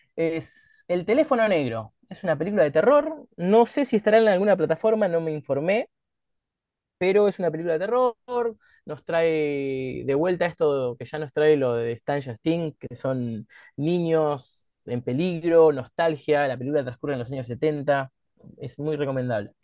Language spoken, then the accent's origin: Spanish; Argentina; como argentinos